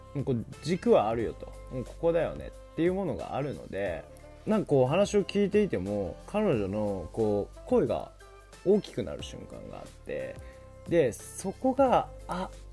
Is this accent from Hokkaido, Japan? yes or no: yes; Hokkaido, Japan; 僕が北海道出身っていうのもあって